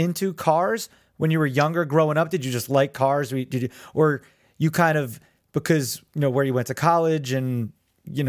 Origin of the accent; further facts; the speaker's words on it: Neptune, New Jersey, United States; I grew up in Neptune, a neighboring town